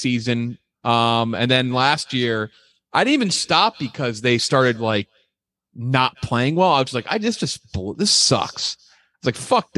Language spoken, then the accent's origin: English; Connecticut, United States; I was born in Connecticut